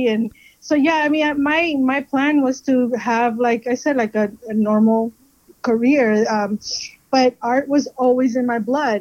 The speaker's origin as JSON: {"language": "English", "town": "Miami", "region": "Florida", "country": "United States", "tie": "born or raised there", "also_born_or_lived": "Peru", "moved": "yes", "said": "I am from Miami. I was raised there. I was born in Peru."}